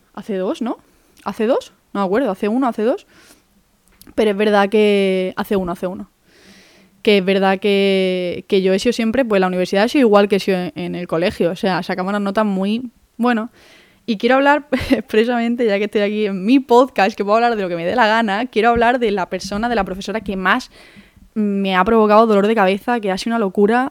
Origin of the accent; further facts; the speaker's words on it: Málaga, Andalusia, Spain; moved away; also born or lived in Madrid; yo soy de Málaga, hago la selectividad de Andalucía